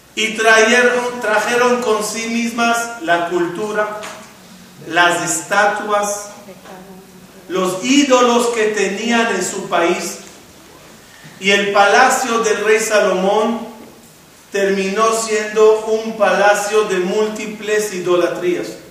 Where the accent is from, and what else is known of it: Israel; born or raised there; now in Mexico